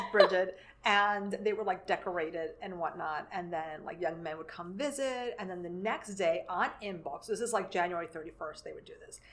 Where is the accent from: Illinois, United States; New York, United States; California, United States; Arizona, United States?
New York, United States; New York City; moved away as an adult; now in Lower Hudson Valley, United States; I grew up in New York City